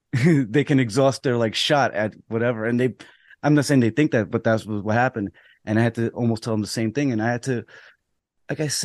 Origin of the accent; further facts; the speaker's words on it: New York City, New York, United States; also born or lived in Rockaway; I'm from the Bronx and I know the people